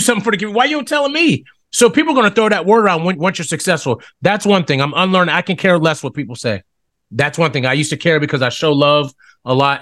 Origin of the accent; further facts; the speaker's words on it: Smithfield, Ohio, United States; now in Orlando, United States; I grew up in Smithfield, Ohio, Steubenville Byway, Smithfield, Ohio Valley, I just say, just say Ohio Valley. Born and raised